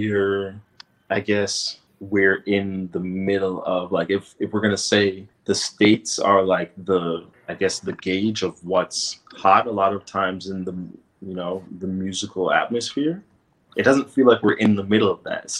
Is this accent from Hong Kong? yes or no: no; Toronto, Ontario, Canada; born or raised there